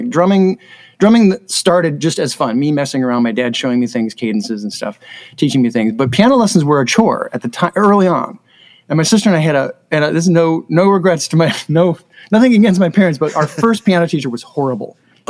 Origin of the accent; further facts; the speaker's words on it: Normal, Illinois, United States; I grew up in Normal, Illinois, and I know that's a strange name because people that know me know I'm anything but.